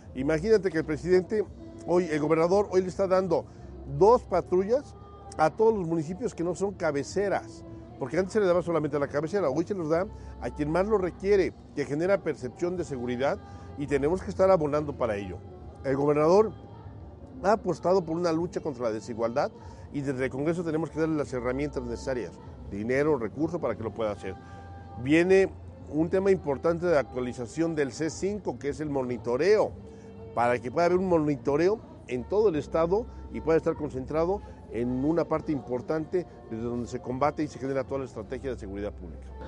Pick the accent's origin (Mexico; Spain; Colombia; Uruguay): Mexico; Tepeaca, Puebla; mi pueblo querido